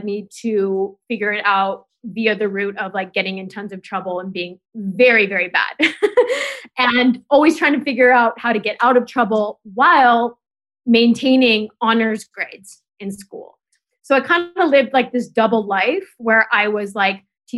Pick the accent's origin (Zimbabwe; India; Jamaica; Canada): Canada; now in New York, United States; I grew up in Canada